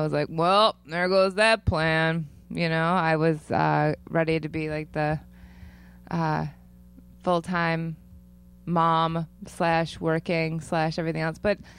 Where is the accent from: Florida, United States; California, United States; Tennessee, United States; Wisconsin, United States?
Wisconsin, United States; Janesville; also born or lived in Savannah, Georgia; I'm from Janesville, Wisconsin.